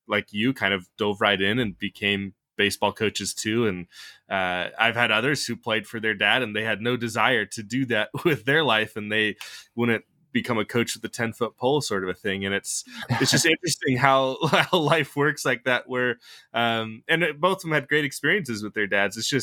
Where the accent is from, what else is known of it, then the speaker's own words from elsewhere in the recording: the Northwest, Pacific Northwest, United States; I'm from the Northwest